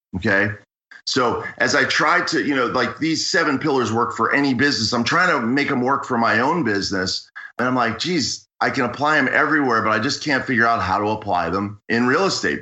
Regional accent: Pittsburgh, Pennsylvania, United States; moved away as an adult; also born or lived in Washington, District of Columbia, United States / Los Angeles; now in Santa Monica, United States; I grew up in Pittsburgh, spent a lot of time in Pittsburgh, spent some time in Washington, DC, seven years in Washington, DC, and I've lived in LA for 18 years.

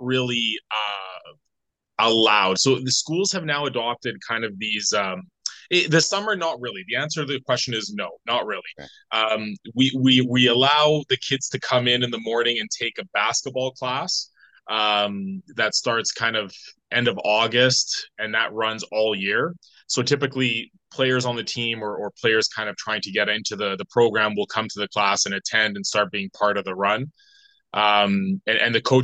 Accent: Vancouver, British Columbia, Canada; I'm from Canada, British Columbia, Vancouver

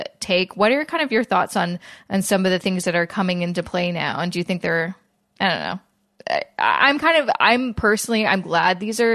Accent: Vancouver, British Columbia, Canada; now in Toronto, Canada; I live in Toronto and I'm from Vancouver

